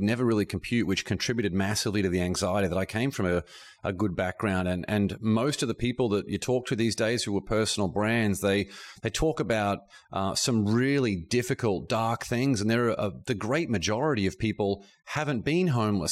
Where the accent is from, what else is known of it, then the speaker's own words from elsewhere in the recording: Brisbane, Queensland, Australia; moved away as an adult; also born or lived in Boston, United States / Shanghai, China; growing up in Australia.